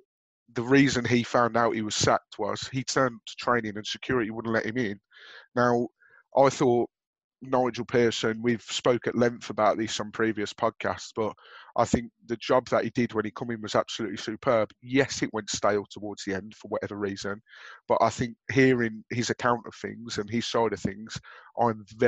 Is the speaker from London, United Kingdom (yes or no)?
no; Birmingham, West Midlands, United Kingdom; accent: Brummie; my dulcet Brummie accent